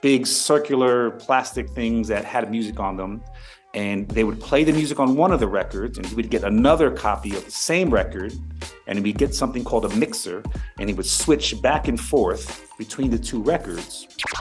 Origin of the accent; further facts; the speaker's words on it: New York City, New York, United States; I'm from New York City, but it's also the birthplace of hip-hop